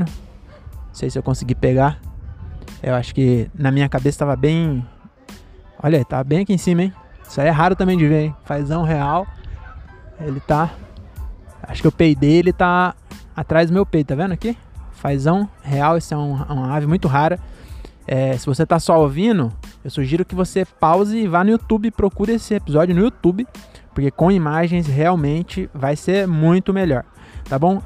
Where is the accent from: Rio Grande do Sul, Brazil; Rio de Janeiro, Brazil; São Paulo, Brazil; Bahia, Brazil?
São Paulo, Brazil; Francisco Morato; Francisco Morata, minha cidade natal